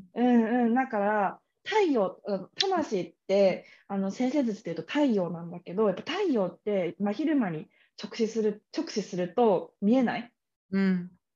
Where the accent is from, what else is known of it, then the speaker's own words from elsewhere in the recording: Kamakura, Kanagawa, Japan; moved away; 私鎌倉出身だから鎌倉江ノ電とかすぐ乗ってなんか横浜鎌倉にも行けるし横浜にも行けるし江ノ島にも行けるとかってところで育ったから